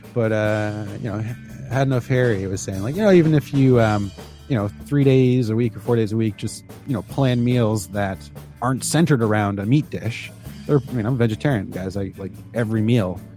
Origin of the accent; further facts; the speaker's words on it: Canada; I'm Canadian